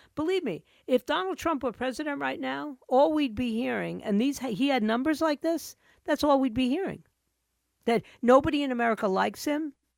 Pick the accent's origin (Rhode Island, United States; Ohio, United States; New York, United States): New York, United States; New York City; also born or lived in Fort Lauderdale; now in Coconut Creek, United States; I was born and raised in New York City